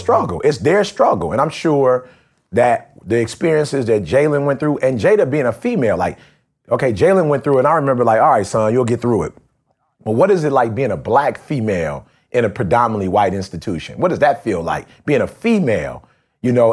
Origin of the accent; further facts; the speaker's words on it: Detroit, Michigan, United States; growing up in Detroit